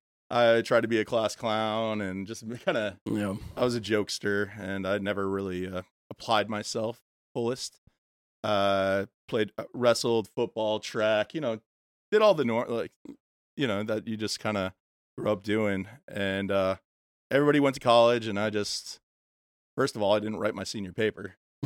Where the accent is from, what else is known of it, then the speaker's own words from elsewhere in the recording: Illinois, United States; I was born in Illinois, suburbs of Chicago, grew up there, middle-class life